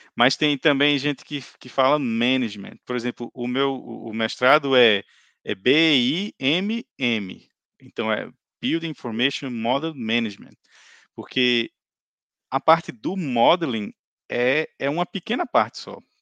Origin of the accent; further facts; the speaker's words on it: Natal, Rio Grande do Norte, Brazil; moved away as an adult; now in Ireland; eu sou de Natal. Eu cheguei aqui na Irlanda em maio de 2018